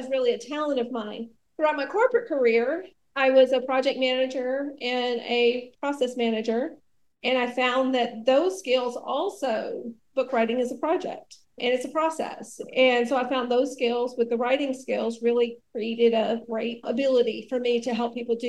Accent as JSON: {"language": "English", "region": "rural Alabama", "country": "United States", "tie": "born or raised there", "said": "I grew up in the South, in rural Alabama"}